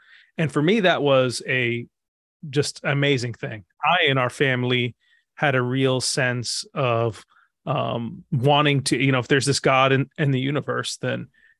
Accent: Egypt; You can't really quite tell by my accent, but I grew up in Egypt. I was early part of my life was in Egypt, and I grew up in a Muslim family.

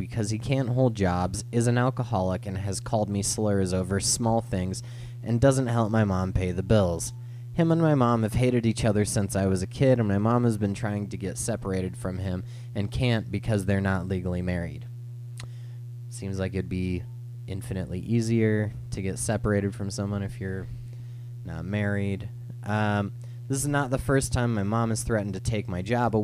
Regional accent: Phoenix, Arizona, United States; Growing up in Phoenix, there's like some roads that you cannot walk across

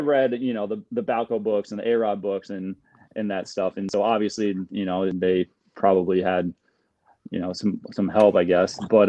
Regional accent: Fort Myers, Florida, United States; moved away as an adult; also born or lived in Wisconsin; Fort Myers, so Southwest. Not exactly South Florida, but South Florida.

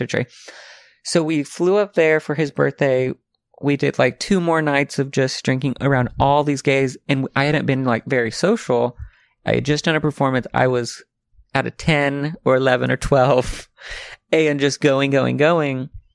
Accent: the South, United States; now in Los Angeles, United States; I'm from the South

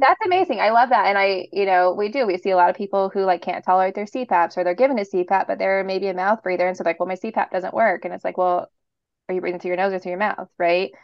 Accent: Portland, Oregon, United States; I'm from Portland

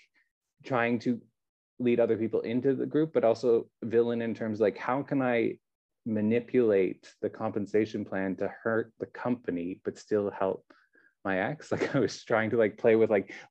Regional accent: Canada; moved away as an adult; now in Taiwan; being a Canadian myself

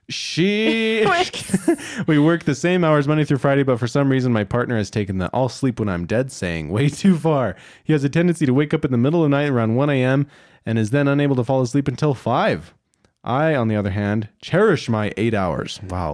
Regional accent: Winnipeg, Manitoba, Canada; I'm from Winnipeg, Manitoba, Canada, eh?

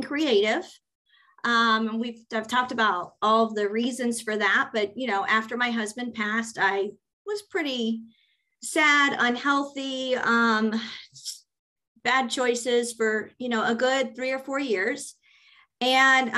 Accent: Cincinnati, Ohio, United States; I'm from Cincinnati

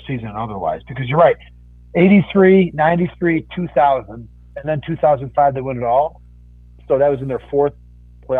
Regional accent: Northwest suburbs of Chicago, Illinois, United States; I grew up in the Northwest suburbs

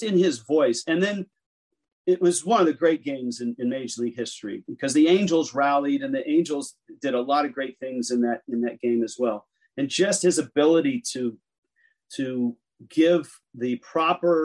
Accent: the Bay Area, California, United States; moved away as an adult; also born or lived in Miami / Seattle; I grew up in the Bay Area and lived in California my whole life

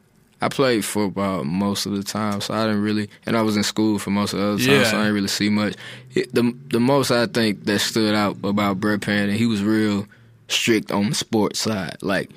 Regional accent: New York, United States; Like, shit just looks weird. And we're from New York, you know?

